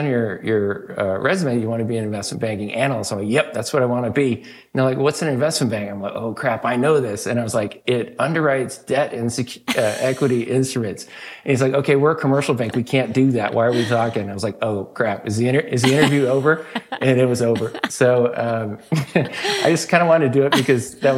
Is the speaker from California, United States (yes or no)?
yes; Sacramento, California, United States; I grew up in Sacramento, California